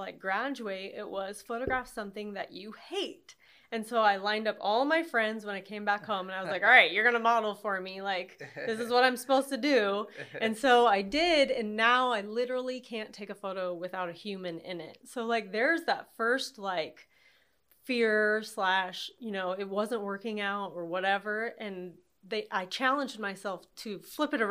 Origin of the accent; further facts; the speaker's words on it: Altoona, Iowa, United States; also born or lived in Kansas City; I grew up there in Altoona in the country.